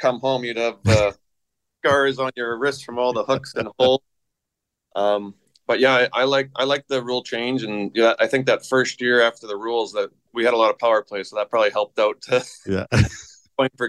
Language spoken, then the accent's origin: English; Saskatchewan, Canada; growing up in Saskatchewan